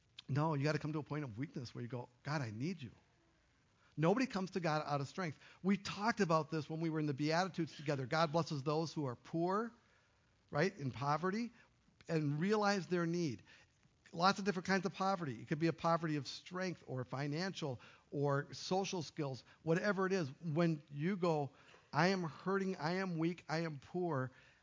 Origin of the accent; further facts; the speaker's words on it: Duluth, Minnesota, United States; moved away; I moved away from Duluth. Right, from my high school